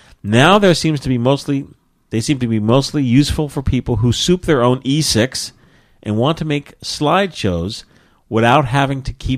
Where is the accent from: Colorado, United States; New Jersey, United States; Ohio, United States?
New Jersey, United States; I'm from New Jersey.